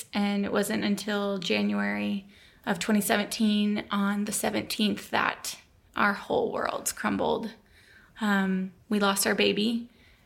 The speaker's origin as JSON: {"language": "English", "town": "Tacoma", "region": "Washington", "country": "United States", "moved": "as an adult", "lives_now": "Texas, United States", "said": "I moved from Tacoma to Texas to do the internship where we met, I ended up moving back home"}